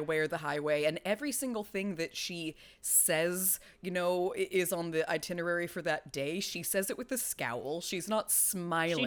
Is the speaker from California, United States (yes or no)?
yes; California, United States; I've lived in California all my life